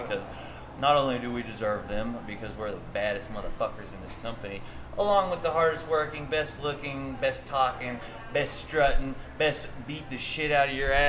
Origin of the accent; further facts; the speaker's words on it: Odessa, Midland, Texas, United States; I was from like Odessa, Midland, which is gross.